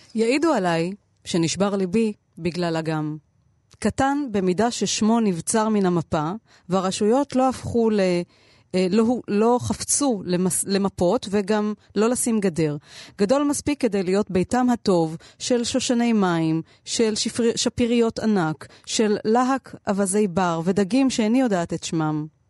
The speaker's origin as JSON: {"language": "Hebrew", "town": "Tel Aviv", "region": "Tel Aviv District", "country": "Israel", "said": "אצלנו בתל אביב"}